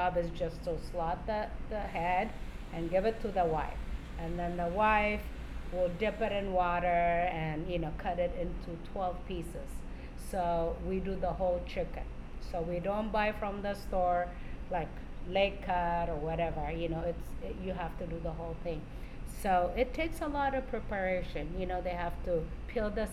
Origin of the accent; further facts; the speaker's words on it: Amhara, Ethiopia; now in Spokane, United States; I am from Ethiopia, and I'm from the north side, which is the Amhara tribe.